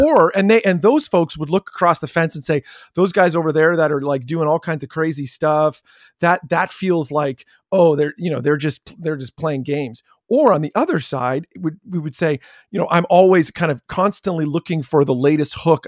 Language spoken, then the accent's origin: English; Chatham, Ontario, Canada; I grew up in Chatham, Ontario